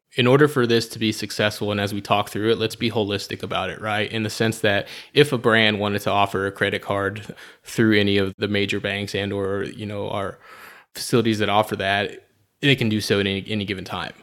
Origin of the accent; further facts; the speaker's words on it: San Antonio, Texas, United States; also born or lived in Colorado Springs, Colorado; I was born and raised here in San Antonio, Texas, uh, the Alamo City.